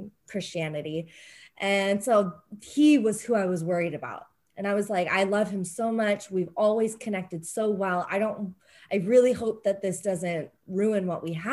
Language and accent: English; San Diego, California, United States; growing up, I think in San Diego, things are very open and fluid.